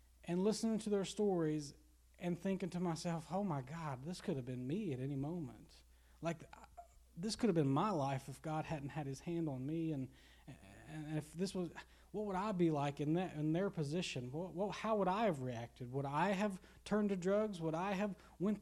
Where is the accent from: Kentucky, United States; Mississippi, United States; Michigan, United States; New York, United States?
Kentucky, United States; Garrison; growing up in Garrison, where you see a lot of addicts here.